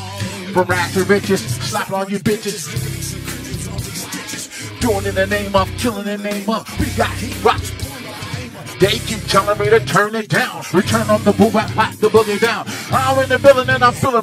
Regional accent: Compton, California, United States; also born or lived in Indiana; I'm from here

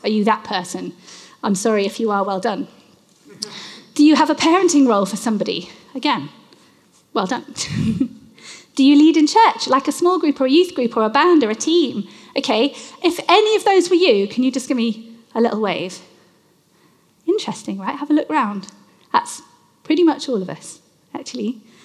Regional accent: United Kingdom; I am British

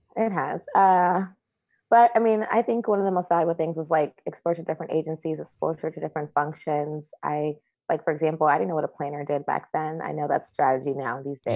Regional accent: Chicago, Illinois, United States; I did MAPE in Chicago, my hometown

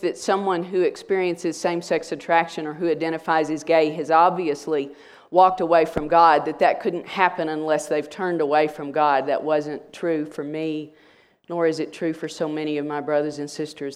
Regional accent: Wichita Falls, Texas, United States; also born or lived in Rowlett, Texas; I grew up in the Church of Christ in Wichita Falls, Texas, and was baptized when I was eleven

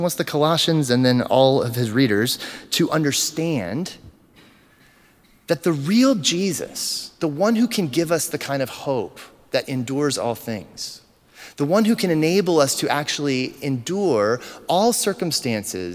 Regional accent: United States; We are American to the core.

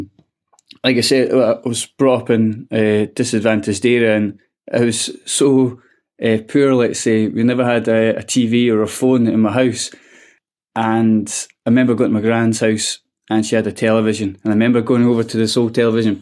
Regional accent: Edinburgh, Scotland, United Kingdom; it's a disadvantaged area of Edinburgh called Pilton, and amazing people there. I got brought with lifelong friends and things, but I found it really, really tough. You had to grow up quite fast

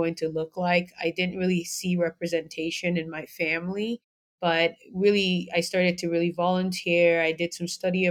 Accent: Lagos, Nigeria; also born or lived in Georgia, United States; now in United States; I was born and raised in Lagos, Nigeria

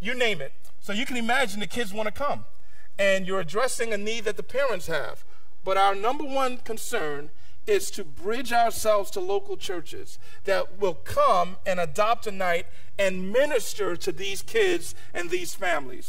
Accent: New York City, New York, United States; moved away; I grew up in New York City

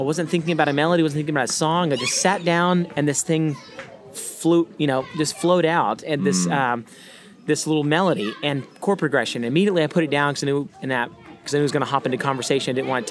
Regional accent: Baytown, Texas, United States; coming from Baytown, Texas, outside of Houston, I love my hometown because family's there

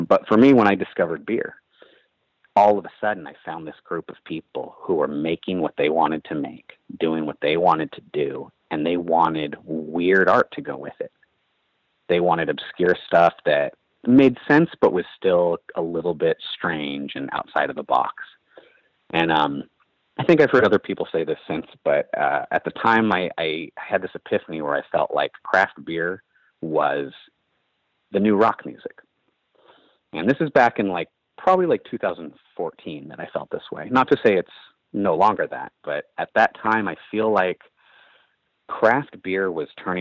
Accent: Berkeley, California, United States; The Bay Area and Berkeley in particular, where I grew up

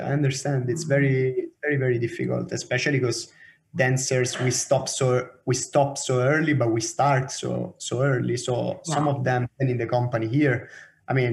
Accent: Rome, Lazio, Italy; now in Oslo, Norway; So I'm from Roma

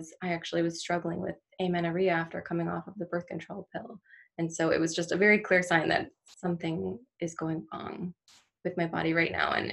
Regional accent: Maryland, United States; moved away as an adult; now in Michigan, United States; I'm from Maryland originally. That's where I grew up and that's where I went to school

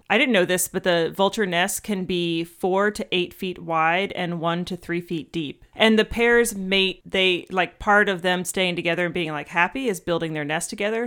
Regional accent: Atlanta, Georgia, United States; Atlanta is kind of like my hometown

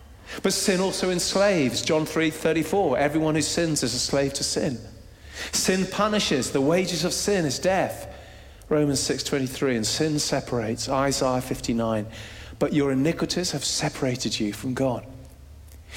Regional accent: Jersey; we're Brits, we're from Jersey, somewhere in the middle.

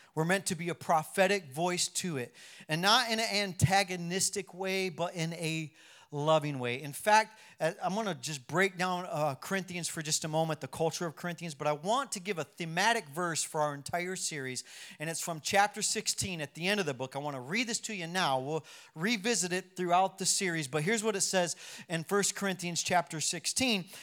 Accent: United States; I'm American

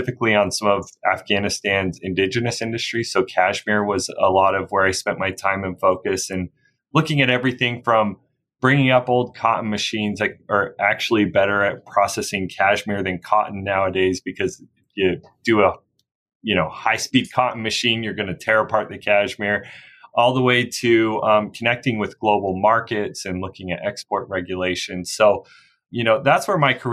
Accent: Brigham City, Utah, United States; now in Salt Lake City, United States; I grew up about an hour north in Brigham City

